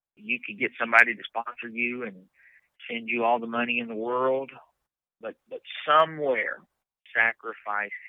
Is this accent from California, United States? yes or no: no; Leesville, Louisiana, United States; growing up in the South, the Bible Belt, you know, in Leesville, there's a church on every corner just about